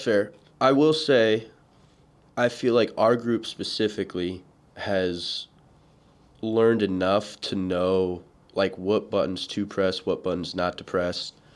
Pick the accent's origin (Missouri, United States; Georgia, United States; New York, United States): Georgia, United States; Atlanta; growing up in Georgia, Atlanta specifically